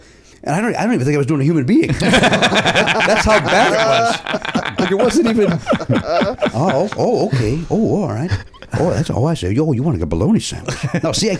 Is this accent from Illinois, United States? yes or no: yes; Chicago, Illinois, United States; accent: Chicago; my Chicago accent will show up, and it's on the word hair and here and bear